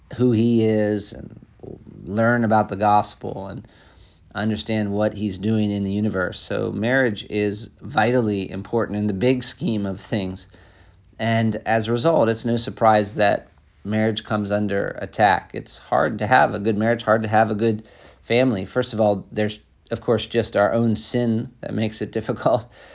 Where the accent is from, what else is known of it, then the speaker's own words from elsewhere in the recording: United States; moved away as an adult; also born or lived in Africa; as an American